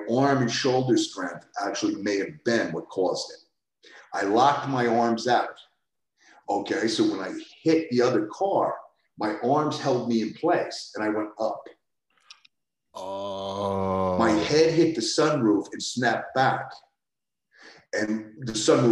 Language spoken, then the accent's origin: English; New York City, New York, United States; I grew up in the Bronx